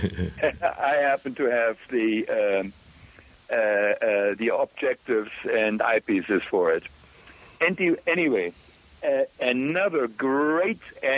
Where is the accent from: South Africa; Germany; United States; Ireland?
Germany; also born or lived in Kolkata, India; I grew up in Germany during the war without water, without electricity